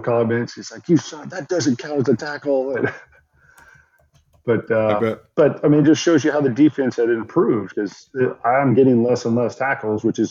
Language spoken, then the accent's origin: English; Attica, Indiana, United States; moved away as an adult; I grew up in Attic, Indiana